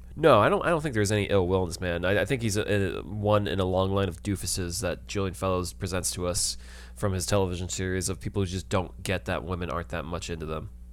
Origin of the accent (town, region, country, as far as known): New York City, New York, United States